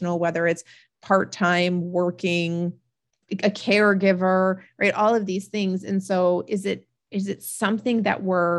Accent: Vermont, United States; moved away; I grew up in Vermont

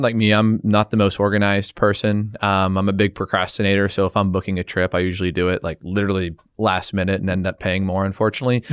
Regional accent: Canada; being Canadian, you know, we have a lot of ties to the Queen

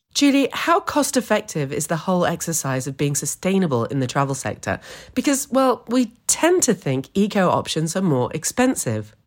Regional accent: New York, United States; moved away; also born or lived in Canada; I grew up in New York

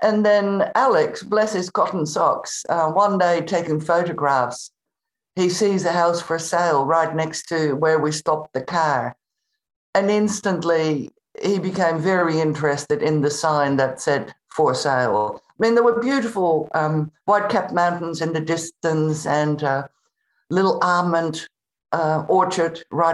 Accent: Netherlands; moved away as an adult; also born or lived in Spain; I was born in the Netherlands, in Holland, and I moved to Spain when I was 18.

